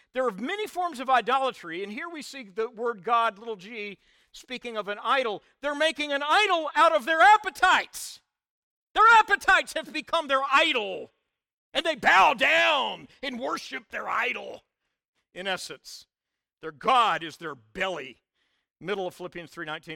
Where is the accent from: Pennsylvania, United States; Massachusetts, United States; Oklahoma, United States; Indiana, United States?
Oklahoma, United States; I was born in Oklahoma. I'll always be an Okie in my D N